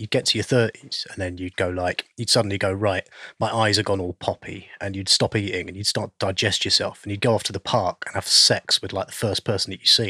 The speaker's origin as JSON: {"language": "English", "region": "London", "country": "United Kingdom", "tie": "born there", "said": "Was I was born in Bow Bell, West London."}